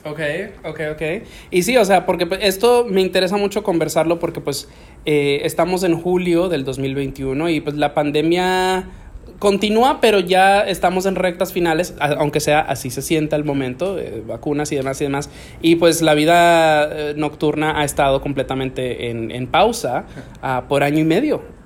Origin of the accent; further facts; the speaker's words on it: Santiago de los Caballeros, Santiago, Dominican Republic; moved away; yo me crié en Dominicana y cuando en Santiago